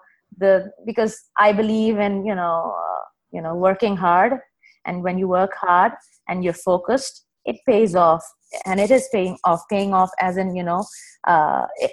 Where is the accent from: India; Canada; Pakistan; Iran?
Pakistan; also born or lived in United Arab Emirates; now in Dubai, United Arab Emirates; I'm a Pakistani